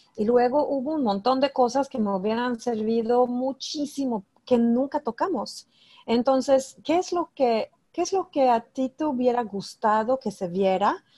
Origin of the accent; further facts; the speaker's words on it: Sweden; yo soy de Suecia